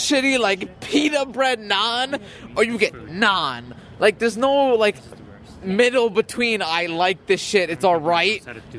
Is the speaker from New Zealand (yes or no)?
no; Canada; I'm Canadian